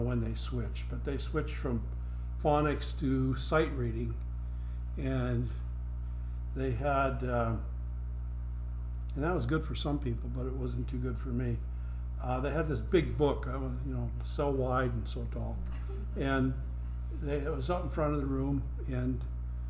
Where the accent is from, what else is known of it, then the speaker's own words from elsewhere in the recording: Pollock, South Dakota, United States; also born or lived in Bismarck, North Dakota; I was born in Bismarck, North Dakota, but except for the time in the hospital, I never lived in North Dakota. I lived in Pollock, South Dakota